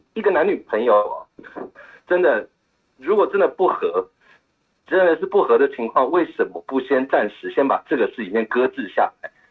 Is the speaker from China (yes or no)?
no; Taiwan; 我一个台湾人